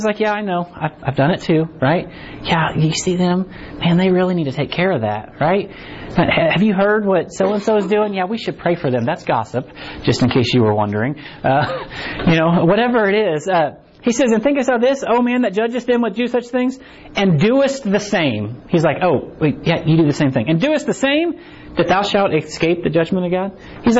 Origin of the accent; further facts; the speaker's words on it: United States; born there; And we like to think that, well, I was born in America, right? And I root for the Chiefs